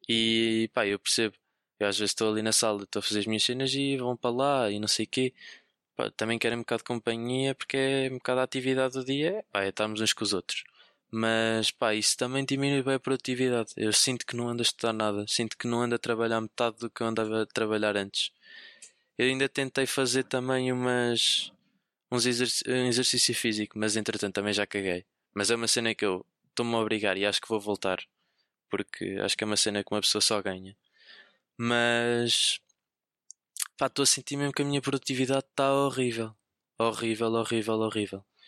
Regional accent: Viseu, Centro, Portugal; moved away as an adult; now in Lisbon, Portugal; eu sou de Viseu, sou, sou de Viseu, mas apesar de estar a, apesar de estar a estudar em, em, em, Lisboa no técnico, eu sou de Viseu.

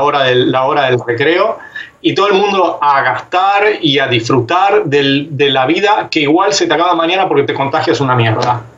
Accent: Argentina; como argentino

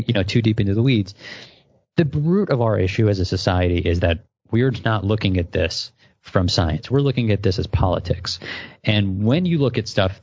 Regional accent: New York, United States; I'm a New Yorker

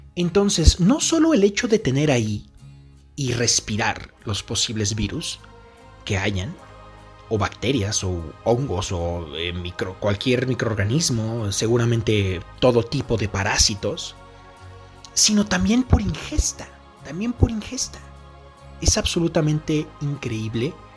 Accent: Mexico; Aquí en mi país usan una cornetita

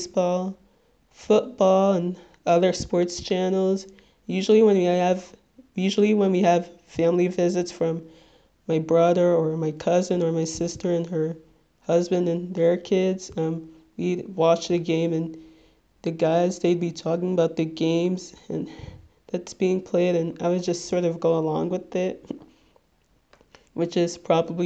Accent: Little Ferry, New Jersey, United States; I am from Little Ferry, New Jersey, which, if you're not familiar with, it's in Bergen County, the neighboring town between Hackensack and Teaneck.

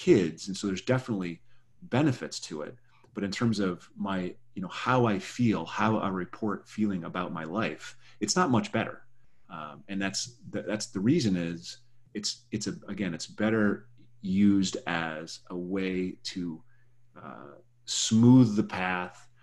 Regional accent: South Dakota, United States; now in Berkeley, United States; I'm from South Dakota, which is, you know, leans right a bit. And I'm living in Berkeley

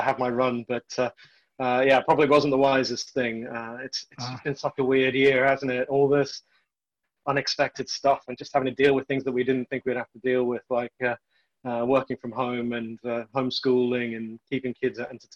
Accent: South Africa; I was born in South Africa, into apartheid South Africa

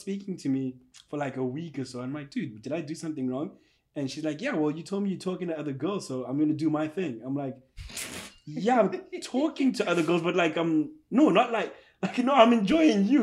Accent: South Africa; moved away as an adult; now in Portland, United States; I'm South African. When I got here, 6 years I've lived here

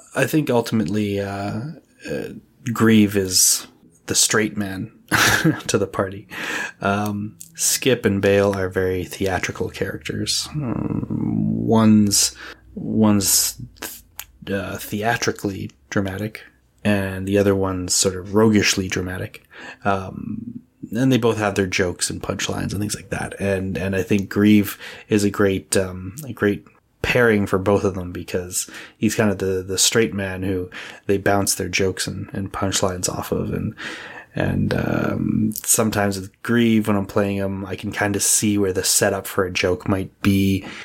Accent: Edmonton, Alberta, Canada; I'm from Edmonton, Alberta, Canada.

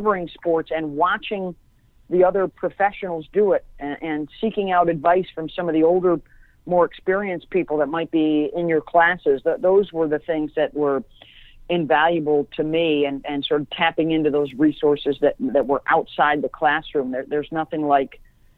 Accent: Syracuse, New York, United States; I grew up in Syracuse

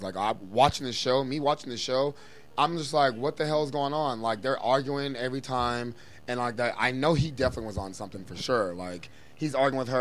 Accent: East Coast, United States; I'm from the East Coast

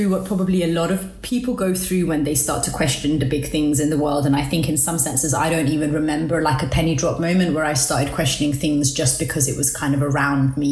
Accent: Copenhagen, Capital Region of Denmark, Denmark; I was born in Denmark, in Copenhagen, because my parents were political refugees there

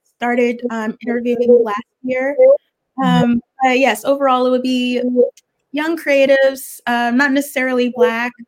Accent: Richmond, Virginia, United States; also born or lived in Brooklyn, New York / Savannah, Georgia; now in New York, United States; I'm from Richmond, Virginia

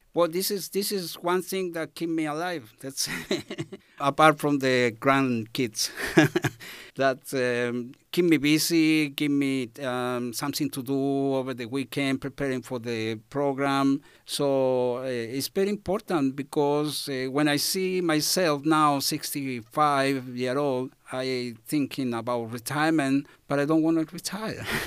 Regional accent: Chile; English is a second language; moved away as an adult; now in Australia; I come from Chile, so country in South America

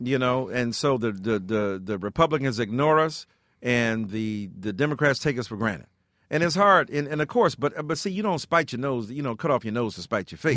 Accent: Detroit, Michigan, United States; I'm from Detroit, Michigan.

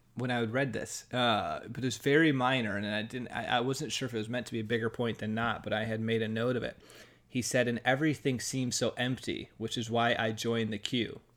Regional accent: United States; as an American

